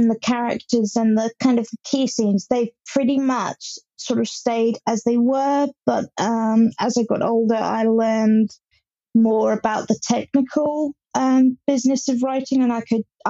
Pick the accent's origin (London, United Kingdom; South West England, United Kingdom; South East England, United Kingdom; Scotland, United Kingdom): South East England, United Kingdom; Hampshire; I'm from Hampshire in England